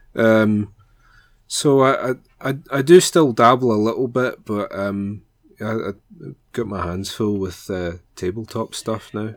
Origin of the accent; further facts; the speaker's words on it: Glasgow, Scotland, United Kingdom; I'm from Glasgow, specifically the, the south side